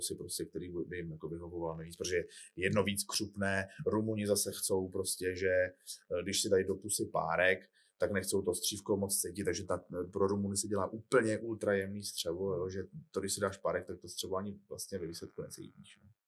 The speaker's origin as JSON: {"language": "Czech", "country": "Czechia", "said": "jako Češi"}